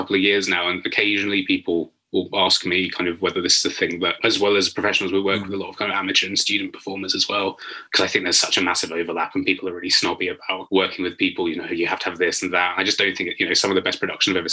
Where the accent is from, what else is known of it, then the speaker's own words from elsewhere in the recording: London, United Kingdom; moved away as an adult; now in Nottingham, United Kingdom; we moved there when I was about 2, but basically for as long as I can remember, I lived in Walthamstow in northeast London